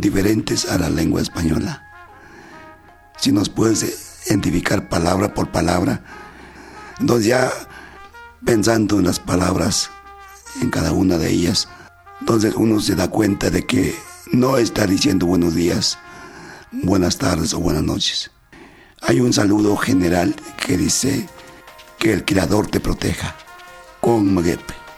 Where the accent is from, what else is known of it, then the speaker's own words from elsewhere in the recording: Santa María Puxmetacan, Oaxaca, Mexico; first language Mixe; Spanish is a second language; moved away; me preguntaron sobre mi lengua materna. Entonces yo les dije que hablaba el mije